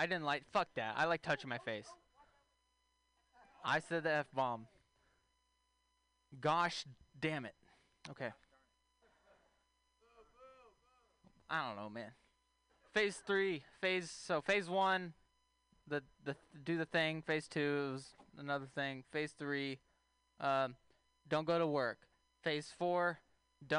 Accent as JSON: {"language": "English", "region": "Texas", "country": "United States", "moved": "yes", "said": "I'm from Texas originally."}